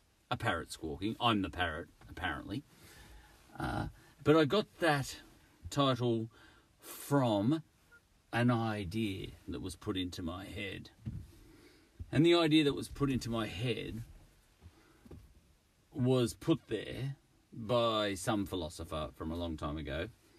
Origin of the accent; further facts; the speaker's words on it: Australia; But I chose the image because I'm an Australian, and that's an Australian bird, parrot or cockatoo.